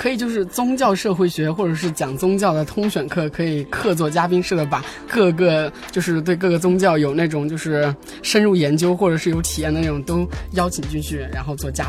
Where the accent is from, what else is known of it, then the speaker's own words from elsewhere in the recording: a small town in Sichuan, China; first language Chinese; 因为我是生在一个四川的一个小镇上，然后本身是高中之前都一直在那个小镇上。